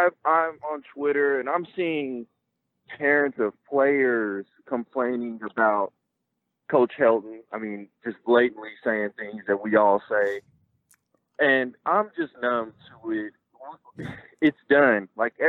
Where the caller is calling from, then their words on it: Oklahoma City, Oklahoma, United States; I'm calling from Oklahoma City.